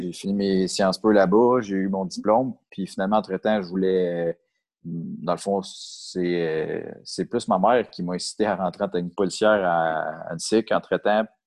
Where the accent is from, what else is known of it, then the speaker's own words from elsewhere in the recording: Saint-Janvier, Quebec, Canada; also born or lived in Mirabel; je viens de Saint-Janvier, pas très loin du DECA, justement. Mm-hmm. Fait que j'ai grandi dans les Laurentides